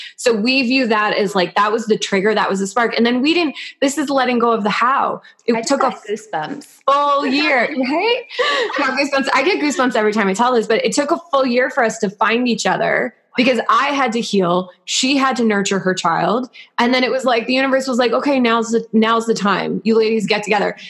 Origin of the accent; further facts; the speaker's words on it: New York, United States; As a New Yorker